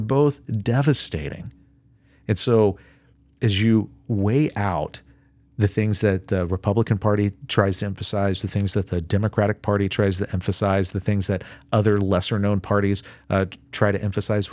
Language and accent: English; United States; I'm an American